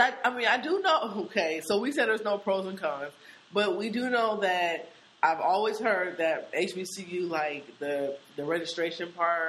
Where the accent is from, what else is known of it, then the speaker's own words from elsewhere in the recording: Seattle, Washington, United States; we grew up in Seattle